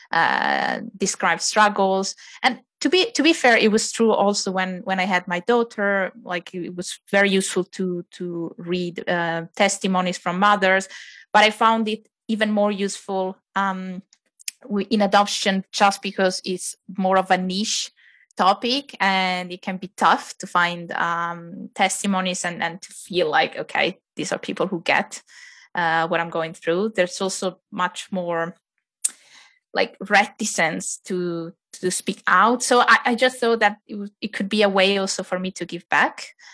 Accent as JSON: {"language": "English", "country": "Italy", "tie": "born or raised there", "moved": "as an adult", "lives_now": "Finland", "said": "I was born and raised in Italy, uh, and um, with my family, with my husband, we moved to Finland about ten years ago. Um, I came to Finland first for study reasons"}